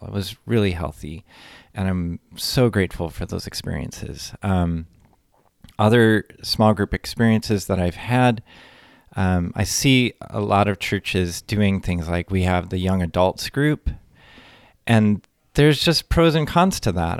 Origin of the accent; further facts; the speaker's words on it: near Detroit, Michigan, United States; moved away as an adult; now in Madison, United States; I'm from near Detroit, Michigan